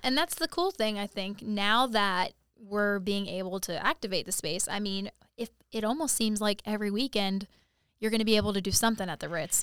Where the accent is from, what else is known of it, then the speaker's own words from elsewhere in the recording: Ohio, United States; now in Winter Haven, United States; I'm from Ohio